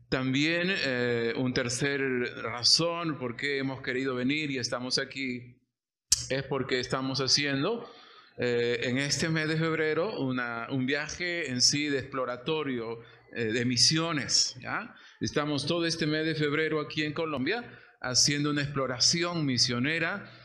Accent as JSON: {"language": "Spanish", "country": "Peru", "said": "yo soy peruano"}